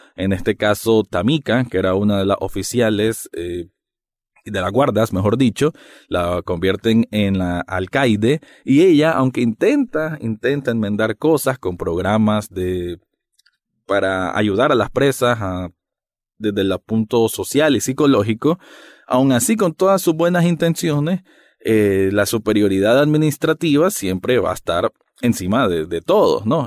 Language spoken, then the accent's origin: Spanish; Nicaragua; yo como centroamericano